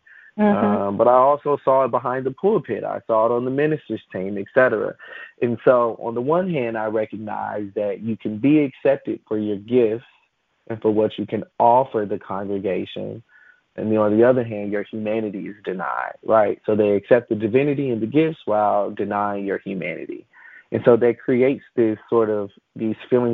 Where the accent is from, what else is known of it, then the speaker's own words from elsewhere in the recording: Chicago, Illinois, United States; I grew up in Chicago, and I went to, Pentecostal charismatic Black churches, primarily on the south side of Chicago, where I was reared